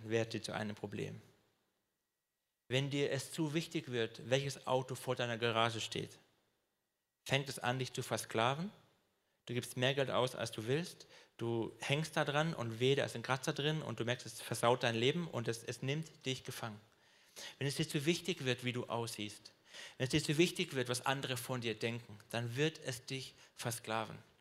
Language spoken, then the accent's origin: German; Swabia, Germany; ich bin Schwabe